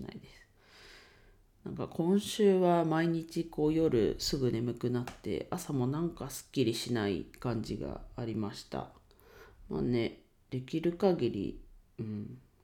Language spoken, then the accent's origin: Japanese; Ninohe, Iwate, Japan; moved away; 地元岩手県二戸市でレンタルスペースを使って遊び場を提供しています